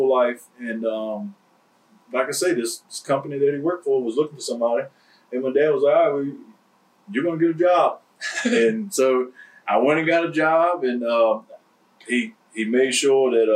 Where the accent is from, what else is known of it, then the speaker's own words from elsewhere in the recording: Alberta, Virginia, United States; also born or lived in Gasburg, Virginia / White Plains, Virginia / Franklin, Virginia; So I grew up in, I guess you could say, Alberta, Virginia. And it's right in Brunswick County and then Gasburg.